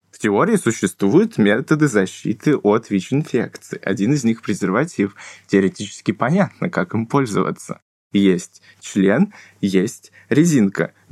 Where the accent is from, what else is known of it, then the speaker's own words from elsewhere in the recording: Novosibirsk, Novosibirsk Oblast, Russia; И на школе первый день рассказываю о том, что я из Новосибирска, и кроме того, что я студент-медик, я еще тут с ВИД живу.